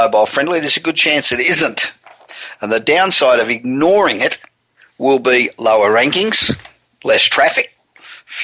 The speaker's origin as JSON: {"language": "English", "town": "Los Angeles", "region": "California", "country": "United States", "tie": "born or raised there", "said": "we're broadcasting again from my hometown of Los Angeles"}